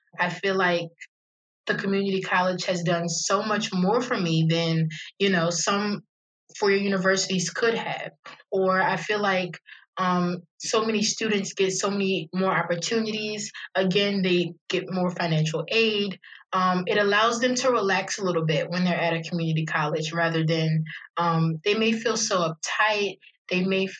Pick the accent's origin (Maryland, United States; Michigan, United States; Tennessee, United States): Maryland, United States; Annapolis; I was born and raised in Annapolis, Maryland. I love it here